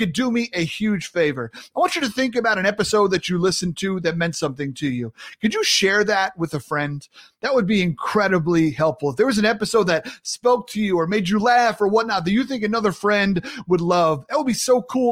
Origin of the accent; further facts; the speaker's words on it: Sayville, New York, United States; accent: New York; moved away; also born or lived in the South; So I grew up in Long Island, New York, grew up in Sayville, halfway between the city and the Hamptons.